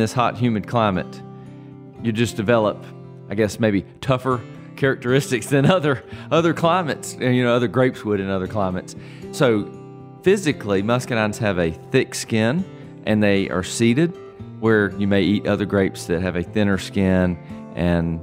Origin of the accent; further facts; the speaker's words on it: Irwin County, Georgia, United States; also born or lived in Atlanta; I grew up right here on the farm